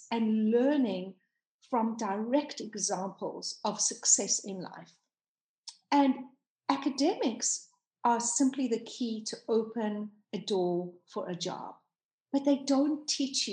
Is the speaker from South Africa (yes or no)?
yes; South Africa; moved away as an adult; now in United States; I am South African. Born and raised, and I only came to live in America 5 years ago